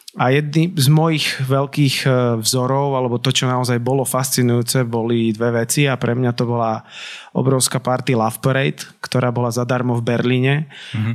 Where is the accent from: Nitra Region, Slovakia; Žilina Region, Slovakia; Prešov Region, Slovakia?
Nitra Region, Slovakia; Nitra; som z Nitry, tak ja som si nevedel rakúske rádia až tak naladiť